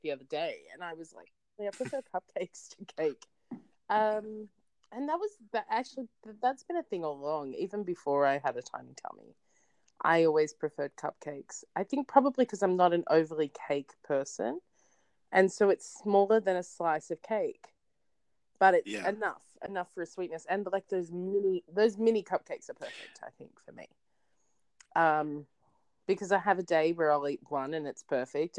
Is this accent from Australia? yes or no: yes; Australia; I'm Australian